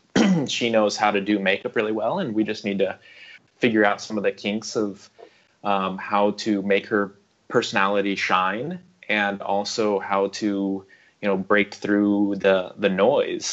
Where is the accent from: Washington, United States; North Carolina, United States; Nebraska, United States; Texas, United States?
Nebraska, United States; Omaha; moved away as an adult; now in Beijing, China; I'm originally from the American Midwest. I'm from Omaha, Nebraska, Warren Buffett territory